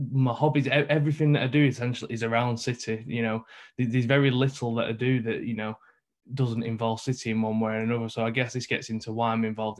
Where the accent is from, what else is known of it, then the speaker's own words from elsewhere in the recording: Manchester, North West England, United Kingdom; I'm from New Moston, so up in the north of Manchester